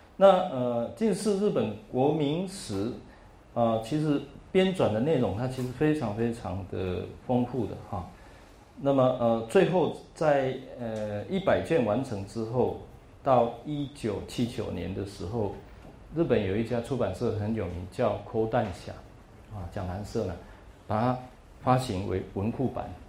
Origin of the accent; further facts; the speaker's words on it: Taiwan; 从台湾来